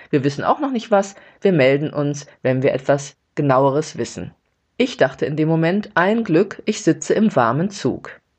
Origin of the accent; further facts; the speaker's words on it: Gelsenkirchen, North Rhine-Westphalia, Germany; moved away; nach Hause fahre vom Gelsenkirchen, wo ich aufgewachsen bin